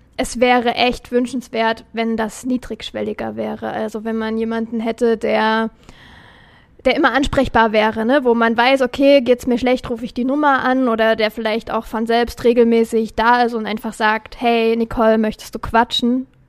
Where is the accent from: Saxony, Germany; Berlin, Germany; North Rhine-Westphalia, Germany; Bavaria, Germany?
Saxony, Germany; Dippoldiswalde area, near Dresden; unsere Rettungswache in Dippoldeswalde